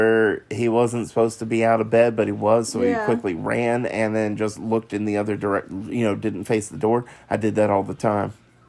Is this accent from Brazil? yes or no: no; Singapore; And yes, guys, I am from Singapore, and those of you guys who are from there would know, until recently, army camps in Singapore do not allow hand phones with cameras